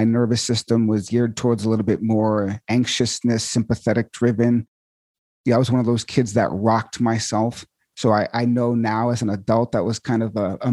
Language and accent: English; Marshfield, Massachusetts, United States; I grew up in Marshfield and my mom Scituate, Massachusetts